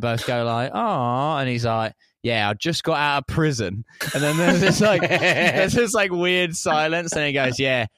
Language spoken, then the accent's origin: English; Essex, East of England, United Kingdom; I was in my hometown in Essex, which I mentioned before the show is the New Jersey of the United Kingdom.